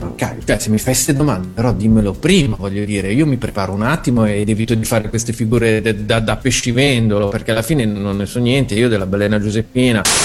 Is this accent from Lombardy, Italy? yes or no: yes; Milan, Lombardy, Italy; sono da Milano